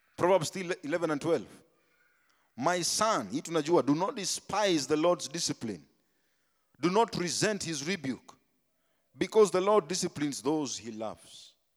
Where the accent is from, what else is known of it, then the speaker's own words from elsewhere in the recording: Tigoni, Kiambu County, Kenya; Me, I came from Tigoni, bana. Me, I was in Tigoni